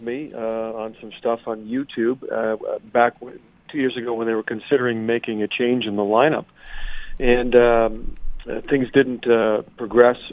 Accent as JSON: {"language": "English", "town": "Montreal", "region": "Quebec", "country": "Canada", "moved": "as an adult", "lives_now": "Toronto, Canada", "said": "I'm originally from Montreal. I returned to Montreal when I got out of university"}